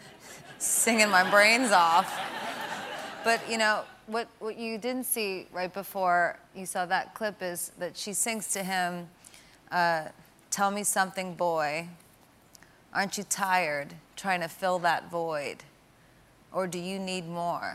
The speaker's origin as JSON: {"language": "English", "town": "New York City", "region": "New York", "country": "United States", "said": "I'm a New Yorker"}